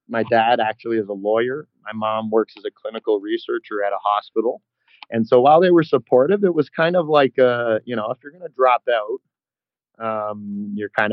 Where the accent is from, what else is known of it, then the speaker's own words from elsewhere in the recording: Toronto, Ontario, Canada; accent: Canadian; moved away as an adult; also born or lived in Alberta / Utah; So I was born and raised in Toronto. I grew up there, and then I spent a little bit of time in Western Canada, in Alberta